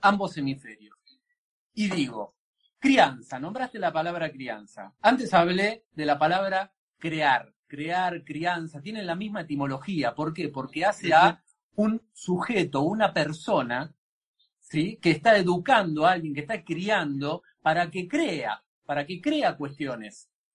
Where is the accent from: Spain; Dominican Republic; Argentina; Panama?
Argentina; en nuestra cultura